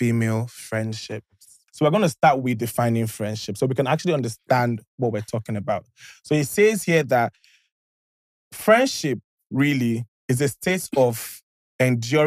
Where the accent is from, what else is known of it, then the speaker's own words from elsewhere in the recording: Imo, Nigeria; I'm from Imo State